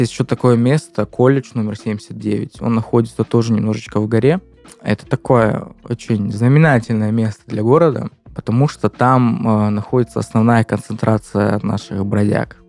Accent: Maykop, Adygea, Russia; moved away as an adult; now in Krasnodar, Russia; в моем родном городе

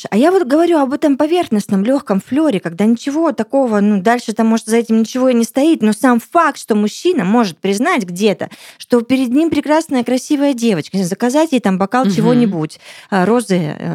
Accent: Siberia, Russia; я вот сибирячка

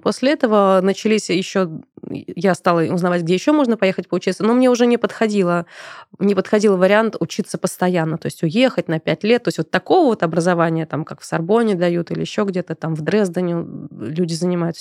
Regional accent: Moscow, Russia; я родилась и выросла в Москве

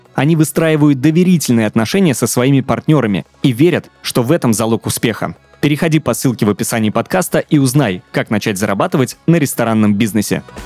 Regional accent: Penza, Penza Oblast, Russia; я из небольшого города, угу. Пенза, 650 тысяч населения

